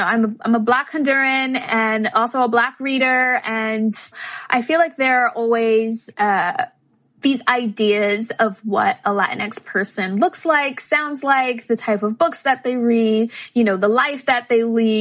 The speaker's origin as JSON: {"language": "English", "town": "New York City", "region": "New York", "country": "United States", "said": "I'm from the Bronx"}